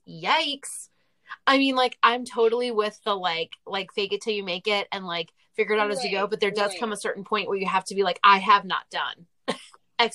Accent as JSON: {"language": "English", "country": "United States", "said": "as an American woman"}